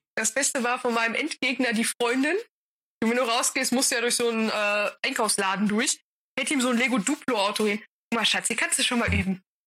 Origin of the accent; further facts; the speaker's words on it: North Rhine-Westphalia, Germany; Bei uns in NRW